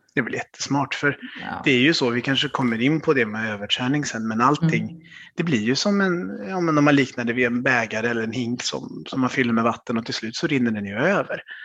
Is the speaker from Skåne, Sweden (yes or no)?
no; Vänersborg, Västra Götaland, Sweden; now in Stockholm, Sweden; Född och uppvuxen i Vänersborg på, på västkusten, men nu bor jag i Stockholm med min familj.